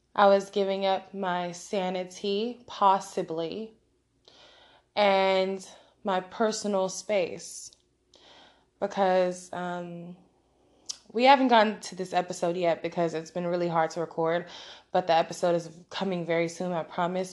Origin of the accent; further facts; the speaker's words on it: West Coast, United States; I'm from the West Coast